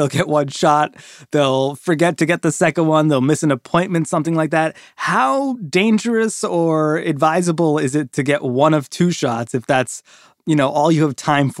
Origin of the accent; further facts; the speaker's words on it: Toronto, Ontario, Canada; my hometown of Toronto, Canada.